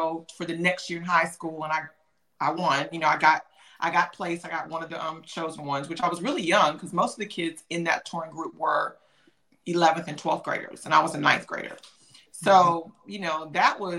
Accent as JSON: {"language": "English", "town": "Atlanta", "region": "Georgia", "country": "United States", "tie": "born or raised there", "also_born_or_lived": "Memphis, Tennessee", "said": "I was born in Memphis, Tennessee, but I was raised in Atlanta, Georgia"}